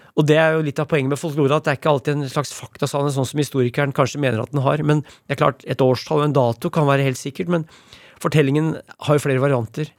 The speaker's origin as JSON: {"language": "Norwegian", "town": "Brumunddal", "region": "Innlandet", "country": "Norway", "tie": "born or raised there", "said": "Brumunddal, der jeg vokste opp"}